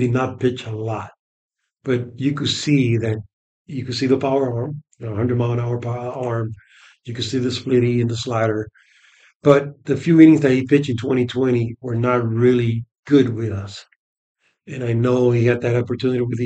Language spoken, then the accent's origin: English; New York City, New York, United States; born or raised there